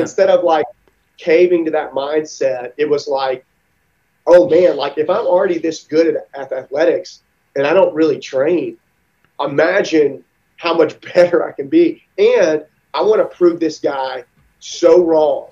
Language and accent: English; Mississippi, United States; I grew up in Mississippi